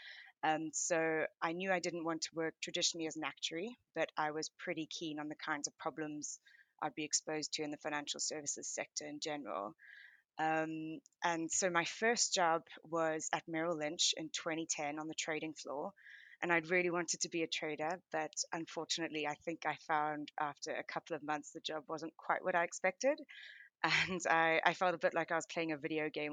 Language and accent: English; South Africa; moved away as an adult; now in London, United Kingdom; I am originally South African, and I lived in South Africa right up till I moved to the UK for my MBA at University of Oxford in 2015.